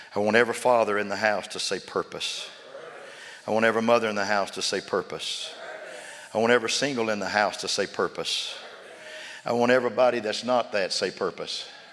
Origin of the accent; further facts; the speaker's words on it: Sundown, Texas, United States; now in Austin, United States; I was raised in Sundown, Levelette